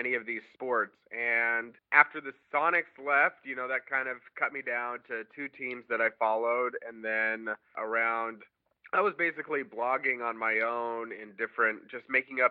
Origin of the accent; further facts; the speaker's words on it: Bellevue, Washington, United States; I grew up in Bellevue, Washington